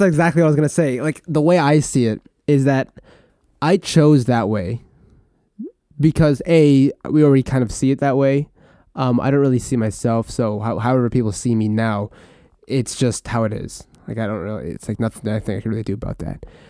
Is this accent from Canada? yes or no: yes; Vancouver, British Columbia, Canada; born or raised there; also born or lived in Philippines / Terrace, British Columbia